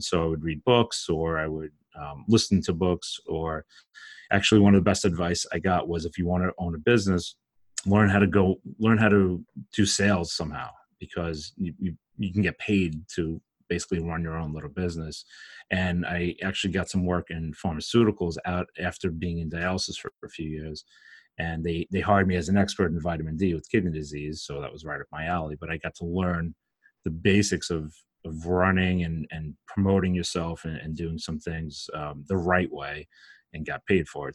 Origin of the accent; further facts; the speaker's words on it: Brooklyn, New York, United States; I'm from Brooklyn, if you can't tell from my accent